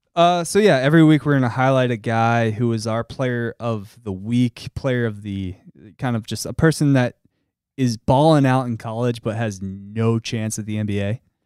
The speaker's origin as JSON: {"language": "English", "area": "Delaware County", "region": "Pennsylvania", "country": "United States", "said": "I'm not from the mainline. They are too classy for me. I'm from Delco."}